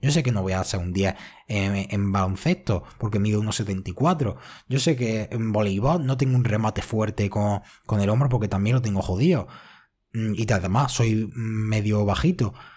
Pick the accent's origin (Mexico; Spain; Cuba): Spain; yo soy español